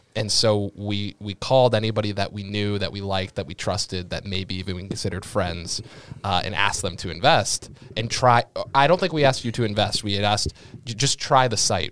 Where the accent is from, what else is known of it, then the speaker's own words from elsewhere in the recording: Sharon, Massachusetts, United States; I grew up in Sharon, Massachusetts